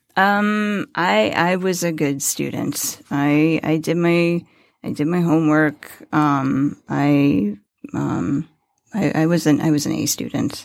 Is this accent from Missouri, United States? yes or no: yes; Farmington, Missouri, United States; moved away as an adult; also born or lived in San Diego, California; now in Michigan, United States; I was born in Farmington, Missouri